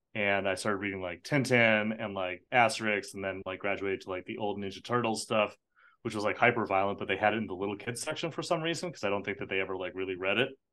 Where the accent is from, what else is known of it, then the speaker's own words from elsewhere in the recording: United States; I was born in America. I am American citizen, but I'm also an Irish citizen